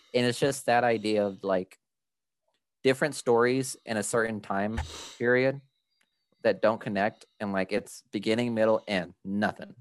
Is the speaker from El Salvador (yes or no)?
yes; El Salvador; we come from El Salvador